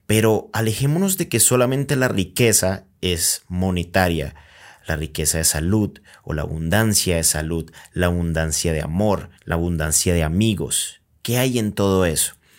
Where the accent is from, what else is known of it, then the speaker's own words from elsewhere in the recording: Colombia; yo soy de Colombia